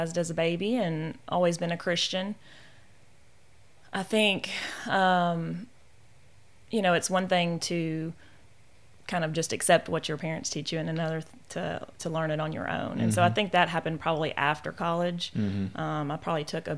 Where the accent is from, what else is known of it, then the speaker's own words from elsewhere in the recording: Benton, Louisiana, United States; also born or lived in Shreveport, Louisiana; I grew up in the Benton-Bossier area and was point guard for Airline High School